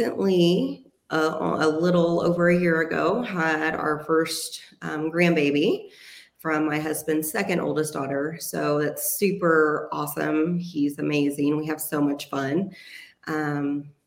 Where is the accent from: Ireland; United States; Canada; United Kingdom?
United States; Athens, Texas; moved away as an adult; also born or lived in Cedar Creek Lake area, Texas; now in Midlothian, United States; I was born and raised here in Texas. I was actually born in Athens. So I'm an East Texas girl